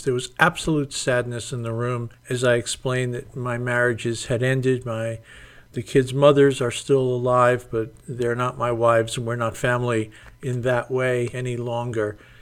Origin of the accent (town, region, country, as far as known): United States